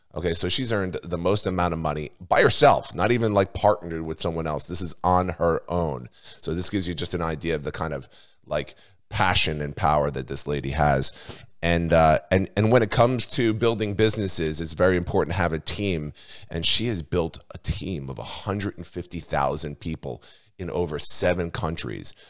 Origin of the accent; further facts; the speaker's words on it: New Jersey, United States; also born or lived in Australia; I'm from New Jersey